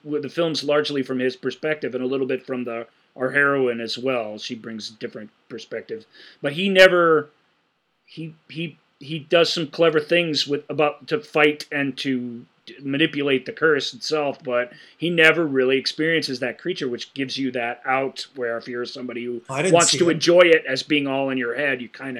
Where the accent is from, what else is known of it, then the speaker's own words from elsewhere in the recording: Missouri, United States; I'm from Missouri. The Show Me State.